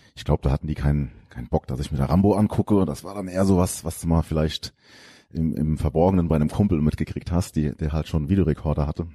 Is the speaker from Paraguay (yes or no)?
no; Geisig, Rhineland-Palatinate, Germany; also born or lived in Koblenz; now in Lahnstein, Germany; da bin ich die ersten 16 Jahre meines Lebens aufgewachsen